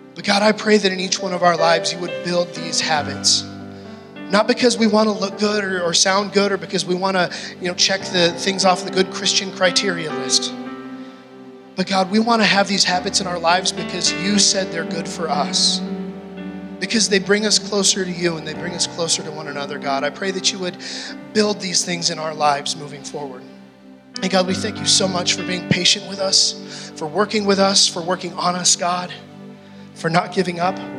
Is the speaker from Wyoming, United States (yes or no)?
yes; Gillette, Wyoming, United States; moved away as an adult; also born or lived in British Columbia; I grew up in Gillette